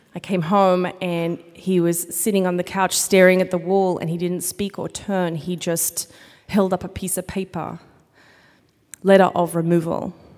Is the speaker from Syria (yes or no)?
no; Australia; now in United States; I am from Australia